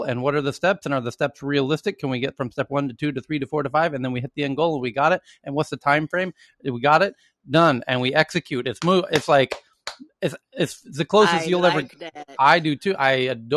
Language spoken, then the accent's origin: English; United States; moved away as an adult; now in Sweden; as an American working in Sweden, as I have now for nearly a decade